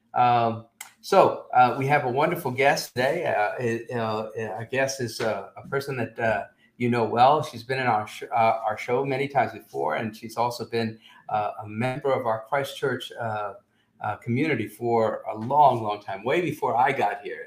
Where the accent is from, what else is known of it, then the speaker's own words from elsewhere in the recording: Teaneck, New Jersey, United States; growing up in Teaneck, New Jersey